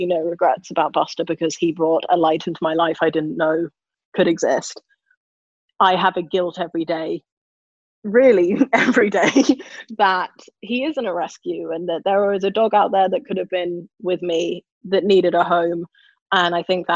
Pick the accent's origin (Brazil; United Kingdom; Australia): United Kingdom; London; I grew up near Battersea Dogs Home